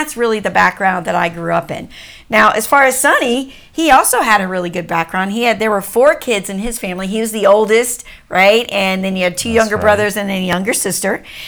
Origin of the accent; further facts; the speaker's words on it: Washington, D.C. area, United States; So just our background is that I grew up an Army brat. We grew up just outside of Washington, D.C.